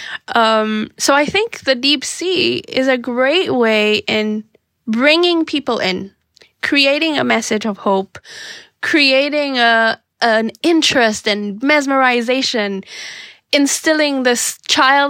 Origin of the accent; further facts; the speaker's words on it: Seychelles; I'm from the Seychelles, which is a small group of islands in the Indian Ocean.